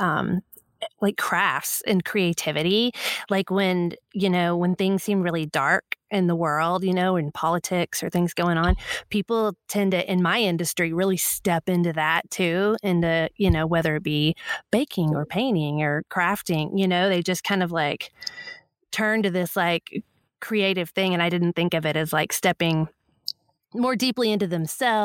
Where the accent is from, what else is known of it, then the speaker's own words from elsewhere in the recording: Texas, United States; I still live in Texas